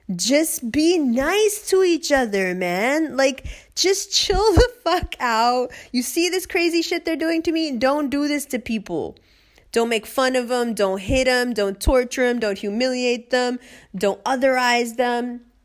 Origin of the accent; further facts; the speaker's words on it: New York, United States; moved away as an adult; New York